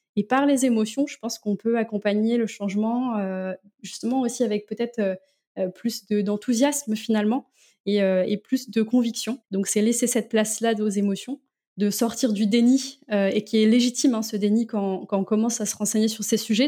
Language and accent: French; Landerneau, Brittany, France; moved away as an adult; now in Rennes, France; je suis originaire du Finistère